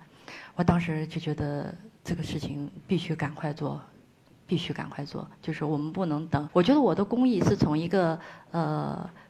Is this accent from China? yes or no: yes; Ngari, Tibet, China; 我很热爱阿里，我觉得我是当地人